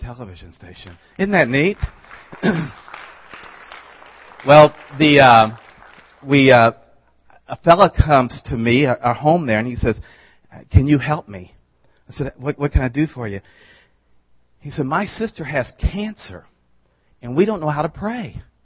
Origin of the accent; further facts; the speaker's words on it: the South, United States; I'm from the South